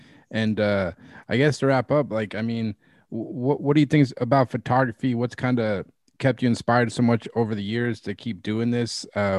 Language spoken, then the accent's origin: English; Robbinsdale, Minnesota, United States; moved away; fellow Minnesotan. I was born in Robbinsdale, Minnesota.